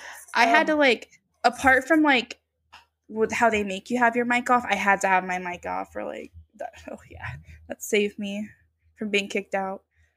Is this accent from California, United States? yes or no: yes; Los Angeles, California, United States; also born or lived in Van Nuys; No, actually, I was born in North Hollywood.